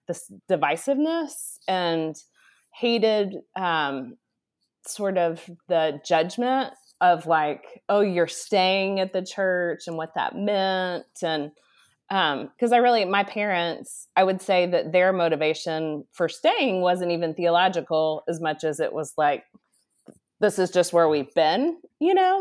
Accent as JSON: {"language": "English", "town": "Dallas", "region": "Texas", "country": "United States", "tie": "born or raised there", "moved": "yes", "said": "I grew up in Dallas, Texas"}